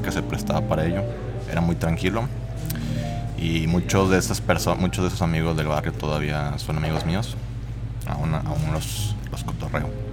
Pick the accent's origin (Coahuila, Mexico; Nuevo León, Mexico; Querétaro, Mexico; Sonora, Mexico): Coahuila, Mexico; Saltillo; yo soy aquí de Saltillo crecí en un barrio que está al norte, que se llama Brisas.